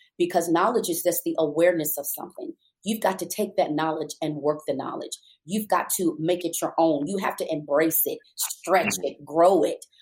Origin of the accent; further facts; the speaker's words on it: New York City, New York, United States; moved away as an adult; I am a native New Yorker. I was born and raised in Brooklyn